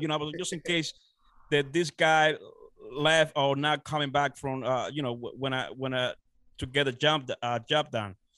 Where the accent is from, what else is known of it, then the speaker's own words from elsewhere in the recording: Dominican Republic; moved away as an adult; now in United States; I'm originally from the Dominican Republic. Uh, I was born and raised down there. Uh, so I came uh, to United States, uh, you know, uh, around 18 when I was 18 years old